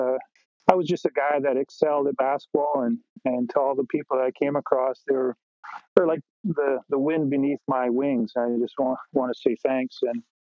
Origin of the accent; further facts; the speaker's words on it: Nanaimo, British Columbia, Canada; I grew up in Nanaimo.